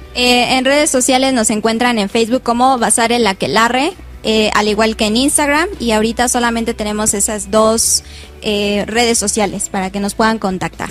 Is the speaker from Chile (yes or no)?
no; Cocotitlán, State of Mexico, Mexico; Yo soy del municipio de Cocotitlán